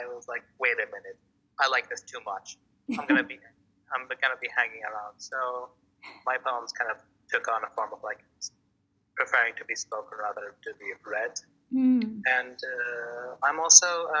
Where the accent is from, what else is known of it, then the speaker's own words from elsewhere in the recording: Baghdad, Baghdad Governorate, Iraq; now in Maine, United States; I was born and raised in Iraq, Baghdad, straight in the capital.